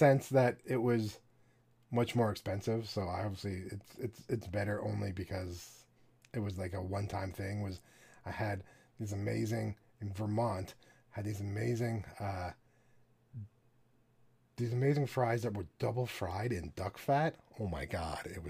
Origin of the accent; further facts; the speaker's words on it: Canada; I don't say this as a Canadian.